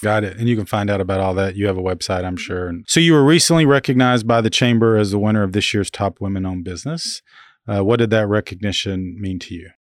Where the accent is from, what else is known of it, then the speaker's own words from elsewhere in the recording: Grandfield, Oklahoma, United States; now in Manhattan, Kansas, United States; my graduating class, Granfield, Oklahoma